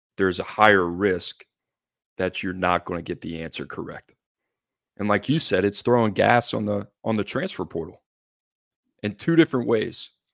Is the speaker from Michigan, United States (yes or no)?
no; New Orleans, Louisiana, United States; now in Nashville, United States; growing up in New Orleans